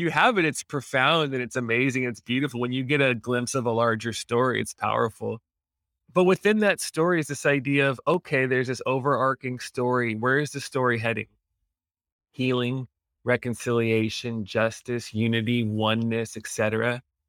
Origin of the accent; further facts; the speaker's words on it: Los Angeles, California, United States; moved away as an adult; now in Hawaii, United States; I grew up in around Los Angeles, and I moved to Hawaii at 18 to go to college.